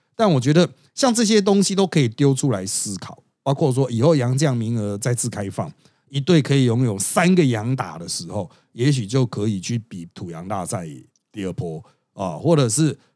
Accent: Taiwan; 我们台湾人

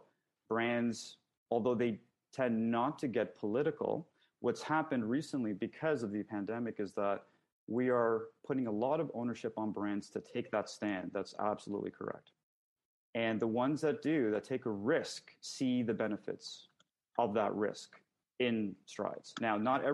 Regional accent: Canada; I'm Canadian

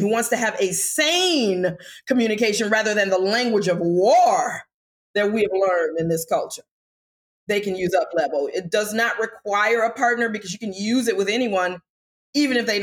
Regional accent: United States; also born or lived in Washington, D.C. / North Carolina; I'm African American

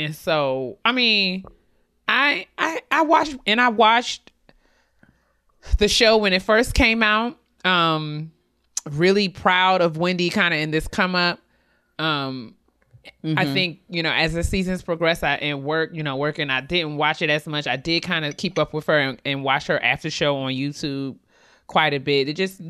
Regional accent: New York, United States; we grew up in New York.

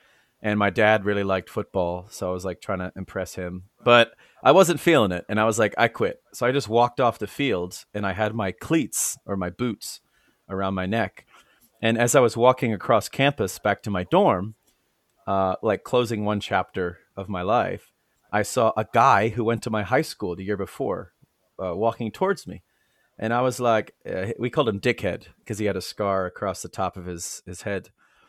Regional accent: United States; But I am American. I'm from the United States of America. I've lived in 11 U.S. cities.

